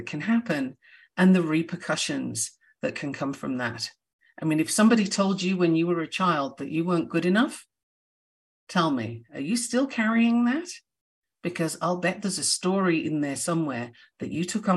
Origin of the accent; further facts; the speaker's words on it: United Kingdom; I'm a Brit